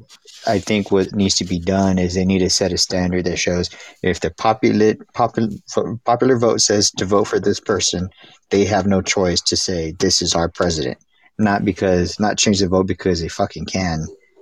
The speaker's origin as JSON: {"language": "English", "region": "Texas", "country": "United States"}